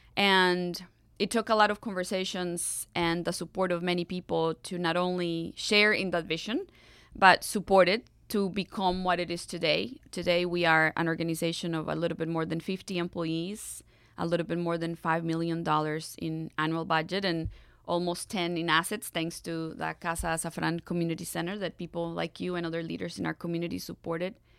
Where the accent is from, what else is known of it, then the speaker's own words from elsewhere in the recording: Costa Rica; English is a second language; moved away as an adult; also born or lived in Atlanta, United States; now in Nashville, United States; as a young Costa Rican wanting to do all I could do to live my country better than I found it